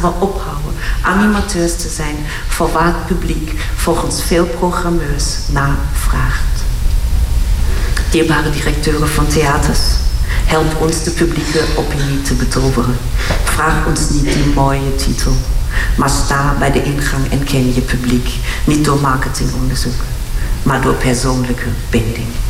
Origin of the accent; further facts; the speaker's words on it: Syria; now in Netherlands; Ik ben uit Syrië oorspronkelijk